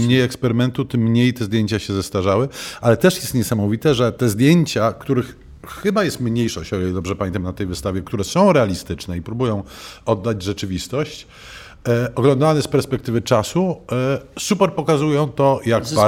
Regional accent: Warsaw, Masovian Voivodeship, Poland; ja też jestem warszawiakiem z urodzenia

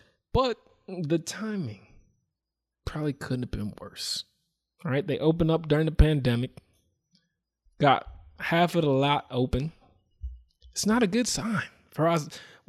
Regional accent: New Jersey, United States; born or raised there

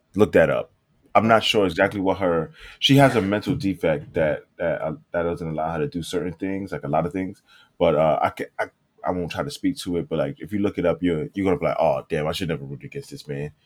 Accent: New York City, New York, United States; moved away; when I was growing up in, growing up in New York, it didn't grow us up fast

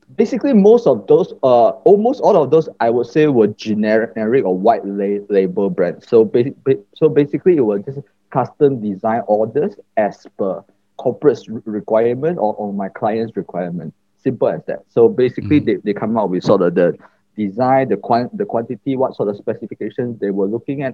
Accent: Batu Pahat, Johor, Malaysia; moved away as an adult; now in Kuala Lumpur, Malaysia; I was basically born in Johor, a small town in Johor named Batu Pahat. And I was raised mm-hmm. there um, up to when I turned 18 years old.

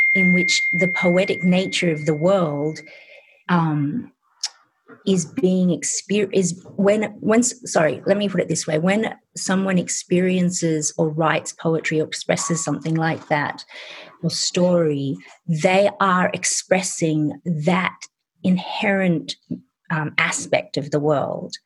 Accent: Sydney, New South Wales, Australia; also born or lived in England; I was born in England and I was growing up in suburban Australia in Sydney

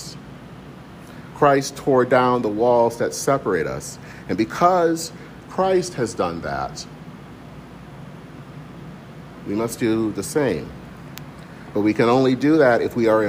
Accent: Michigan, United States; growing up in Michigan

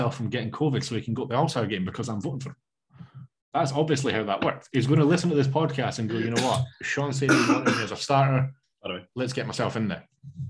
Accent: Scotland, United Kingdom; I'm Scottish.

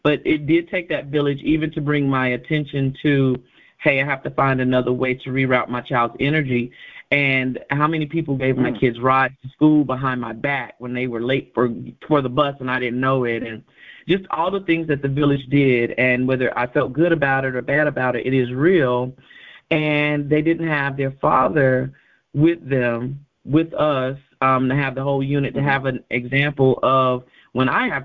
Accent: Charlotte, North Carolina, United States; accent: Southern; I'm from Charlotte, North Carolina, so, you know, the Southern in me might come out

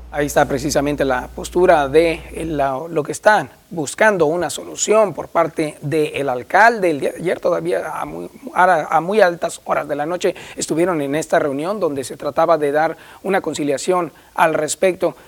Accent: Navojoa, Sonora, Mexico; un saludo enorme a mi tierra por allá

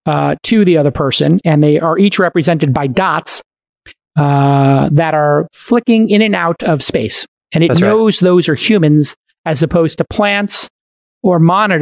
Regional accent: Brooklyn, New York, United States; my hometown of Brooklyn

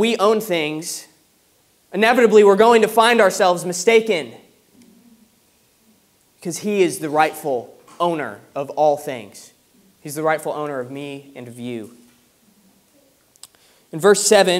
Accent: United States; moved away as an adult; now in United Kingdom; growing up in America

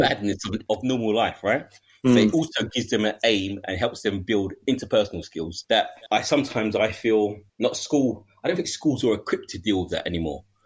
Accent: London, United Kingdom; I wouldn't even leave my ends because I'm from East

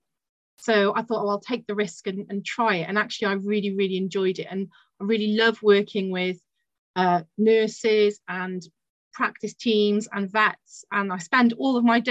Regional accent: Barry, Wales, United Kingdom; also born or lived in Bristol; I come from Barry Island, which is the home of Gavin and Stacey.

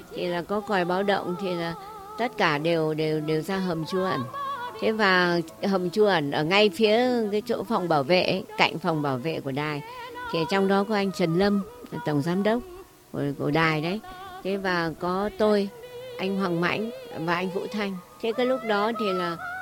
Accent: Hanoi, Vietnam; mình cũng người Hà Nội

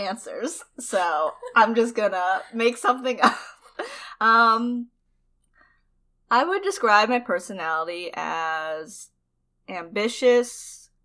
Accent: United States; also born or lived in China; I was adopted from China and, raised in America since I was, like, 1 year old

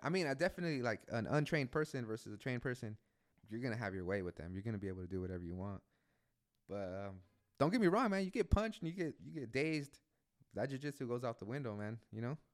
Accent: San Pedro, California, United States; now in Oakland, United States; I was born and raised in San Pedro

